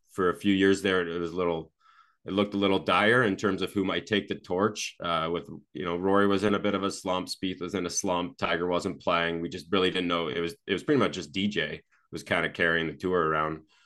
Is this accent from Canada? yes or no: yes; Canada; I'm, I'm from Canada